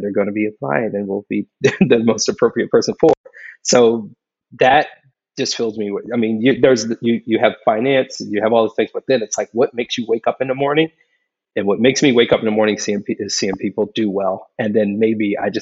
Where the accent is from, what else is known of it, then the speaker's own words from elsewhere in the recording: Philadelphia, Pennsylvania, United States; moved away; a kid growing up in a pretty rough neighborhood in Philadelphia